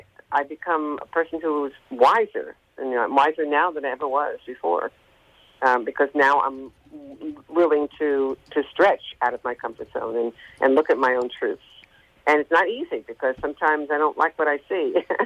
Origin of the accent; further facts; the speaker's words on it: New York, United States; I was always singing, and I sang in New York, I'm from New York.